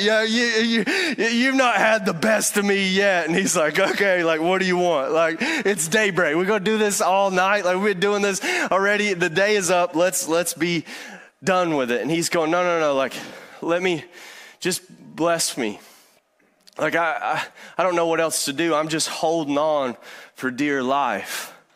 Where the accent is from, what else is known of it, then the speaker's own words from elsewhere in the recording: Eastern Kentucky, United States; moved away; I'm from Eastern Kentucky